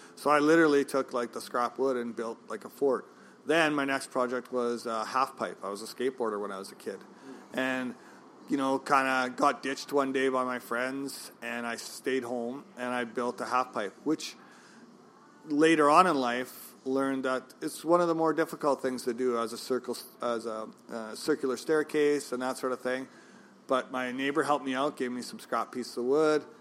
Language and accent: English; Regina, Saskatchewan, Canada; moved away as an adult; now in Kelowna, Canada; Well, I come from Regina, Saskatchewan. I was born and raised there, so I was 28 years old.